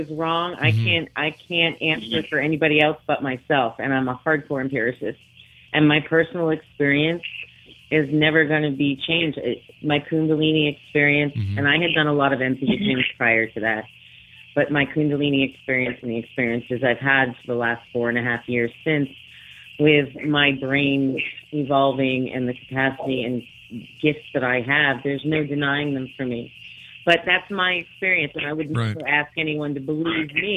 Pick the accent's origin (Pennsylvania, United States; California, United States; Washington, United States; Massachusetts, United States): Massachusetts, United States; Martha's Vineyard; I grew up on Martha's Vineyard